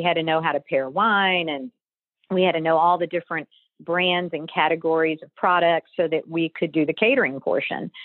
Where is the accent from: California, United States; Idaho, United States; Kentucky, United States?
Kentucky, United States; growing up in Kentucky, I have to say it was part of my fabric of growing up